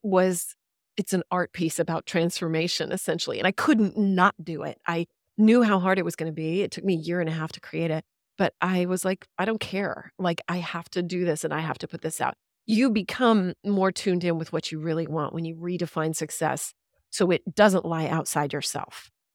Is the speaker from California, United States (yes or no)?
no; Killeen, Texas, United States; I grew up in Killeen, Texas. I'm a Central Texas girl